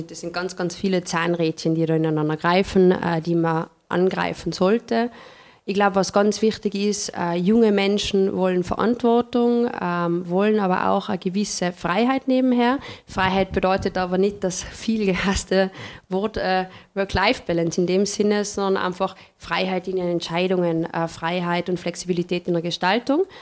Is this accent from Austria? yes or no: yes; Tyrol, Austria; also born or lived in Vienna; Ich komme aus dem Paznaun, das ist mir schon vor, vorweggenommen worden.